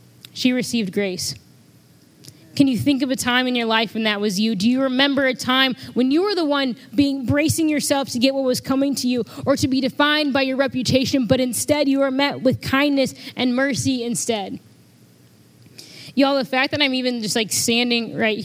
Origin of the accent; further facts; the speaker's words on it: Freeport, Illinois, United States; I'm from Freeport, home of the Freeport pretzels